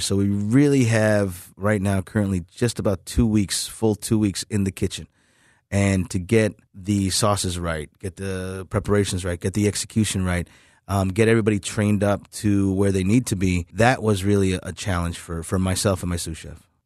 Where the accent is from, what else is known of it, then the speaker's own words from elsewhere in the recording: New York City, New York, United States; moved away; I didn't grow up here, unfortunately, but I grew up in Queens, New York